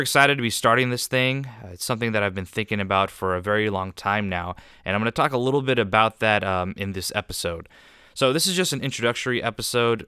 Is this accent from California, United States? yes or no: yes; Southern California, United States; I was raised here in Southern California, where I continue to live